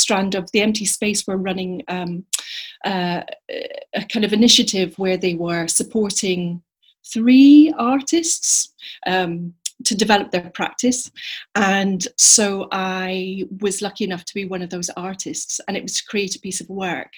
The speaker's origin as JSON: {"language": "English", "town": "Edinburgh", "region": "Scotland", "country": "United Kingdom", "tie": "born or raised there", "said": "growing up in Edinburgh, the Fringe came to visit"}